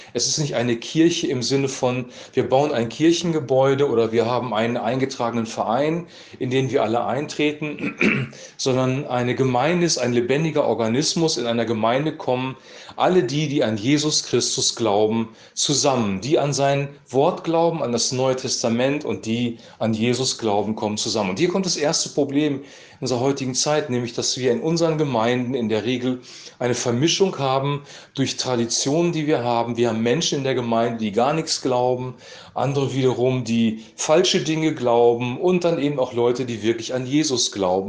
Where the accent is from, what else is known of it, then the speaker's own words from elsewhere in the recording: Lower Saxony, Germany; bei uns in Niedersachsen